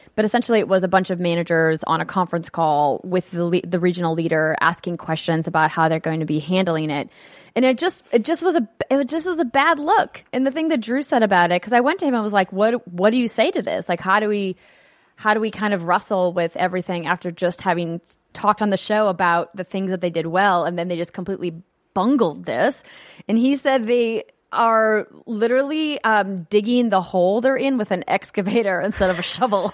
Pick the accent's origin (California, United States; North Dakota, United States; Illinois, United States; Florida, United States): North Dakota, United States; moved away; my home state, North Dakota